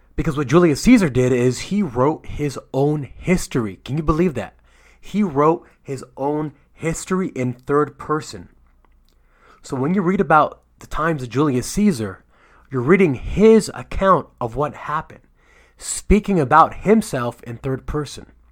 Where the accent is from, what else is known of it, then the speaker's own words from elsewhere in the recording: United States; I'm from America